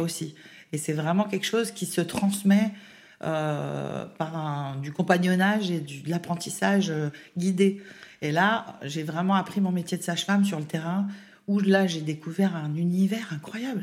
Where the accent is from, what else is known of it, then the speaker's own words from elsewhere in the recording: Baume-les-Dames, Bourgogne-Franche-Comté, France; moved away as an adult; also born or lived in Besançon; now in Lyon, France; l'Est de la France. Donc, euh, je viens de Baume-les-Dames, le pays de la cancoyotte